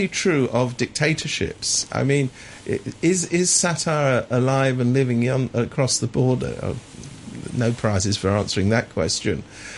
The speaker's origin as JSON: {"language": "English", "region": "England", "country": "United Kingdom", "tie": "born or raised there", "said": "I was brought up in England"}